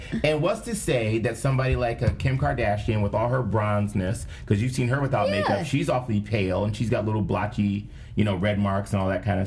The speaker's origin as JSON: {"language": "English", "country": "United States", "said": "We're from America."}